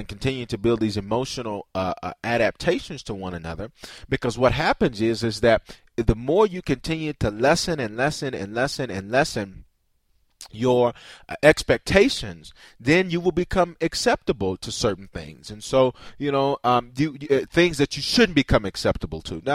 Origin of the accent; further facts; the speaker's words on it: the South, United States; I grew up in the South